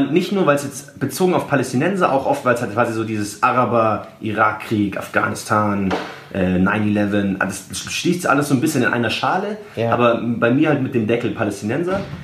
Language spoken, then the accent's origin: German; Germany; weil ich natürlich auch halt deutsch bin